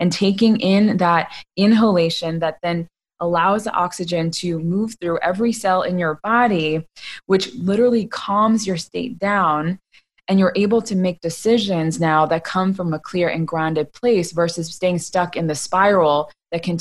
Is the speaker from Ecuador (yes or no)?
no; United States; I grew up in America